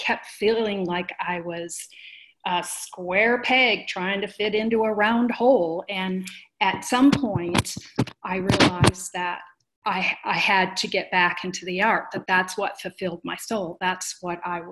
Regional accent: a suburb outside of Detroit, Michigan, United States; moved away as an adult; now in Colorado, United States; I grew up in Michigan, a suburb outside of Detroit

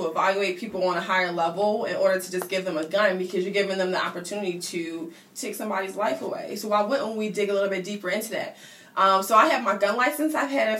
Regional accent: Philadelphia, Pennsylvania, United States; also born or lived in Burlington, New Jersey; So I was born in New Jersey, but I lived in Philadelphia for, like, forever.

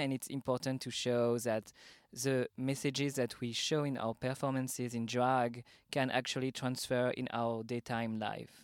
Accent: Paris, Île-de-France, France; accent: French; English is a second language; moved away as an adult; now in Berlin, Germany; I'm originally from Paris, France, but I moved to Berlin just two weeks before the pandemic started in March

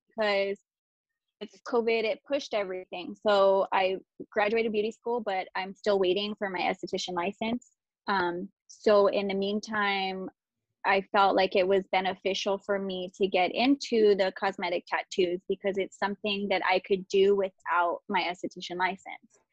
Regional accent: Chino, California, United States; also born or lived in Ontario, California; I grew up here, so I'm from Chino, like surrounding area, maybe Ontario

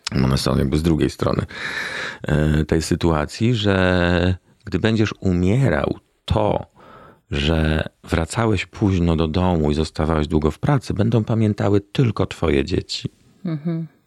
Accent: Warsaw, Masovian Voivodeship, Poland; Powiedzmy, od trzeciego roku życia w Warszawie i urodziłem się w Warszawie

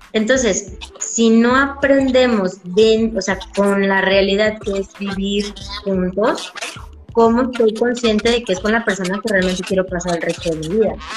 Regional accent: Tabasco, Mexico; Nosotros como mexicanos, y más en el estado de Tabasco

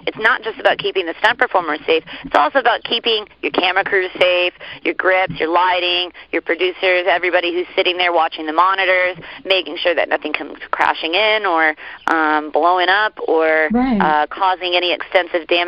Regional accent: Orlando, Florida, United States; growing up in Florida, we're kind of backwood folks

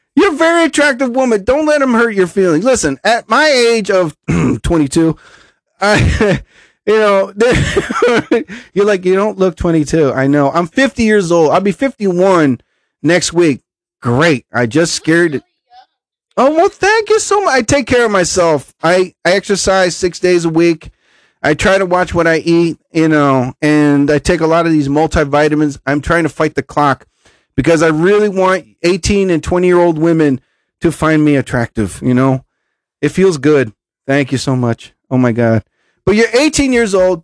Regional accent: New Jersey, United States; I'm from New Jersey.

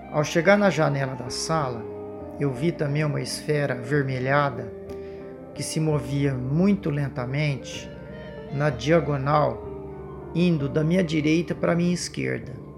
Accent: interior of São Paulo, Brazil; sou do interior de São Paulo

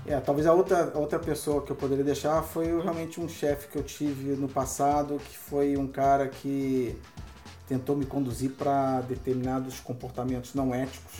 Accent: Rio de Janeiro, Brazil; Eu sou do Rio de Janeiro

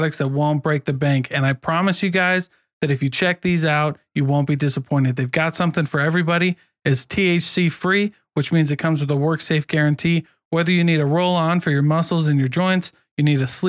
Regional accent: Iowa, United States; moved away as an adult; now in Utah, United States; I am from Iowa

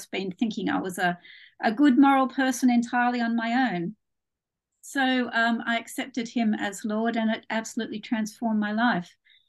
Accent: Australia; now in United Kingdom; My accent isn't entirely English. I was actually born in Australia.

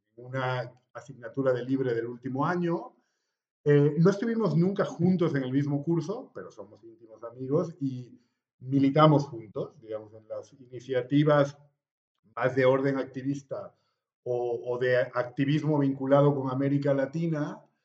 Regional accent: La Paz, Bolivia; moved away as an adult; also born or lived in Caracas, Venezuela; now in Madrid, Spain; Bueno, pues soy boliviano, tengo 41 años, que cumplí en octubre del año pasado. Estoy viviendo en Madrid. Eh, digo, Madrid es como mi segunda ciudad después de La Paz.

